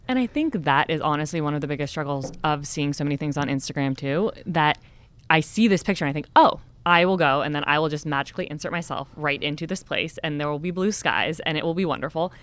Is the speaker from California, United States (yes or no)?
yes; California, United States; also born or lived in San Diego; growing up in California